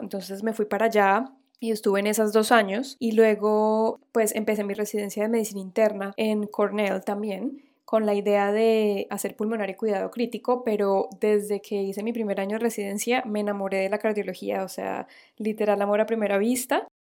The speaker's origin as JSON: {"language": "Spanish", "town": "Cúcuta", "region": "Norte de Santander", "country": "Colombia", "moved": "yes", "lives_now": "United States", "said": "de Cúcuta, Colombia."}